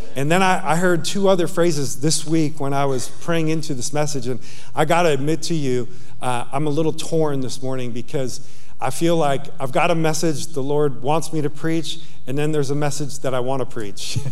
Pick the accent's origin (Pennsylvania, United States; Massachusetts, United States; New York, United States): New York, United States; Yonkers; moved away; I'm a kid from Yonkers, New York